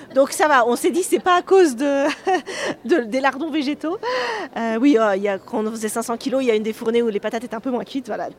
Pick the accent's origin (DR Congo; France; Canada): France; Savoie, Auvergne-Rhône-Alpes; on est de Savoie